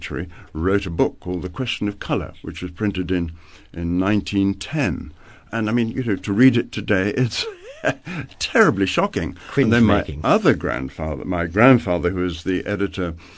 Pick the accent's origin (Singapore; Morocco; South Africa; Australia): South Africa; moved away as an adult; also born or lived in Italy; I was away from South Africa for 28 years, and just before coming back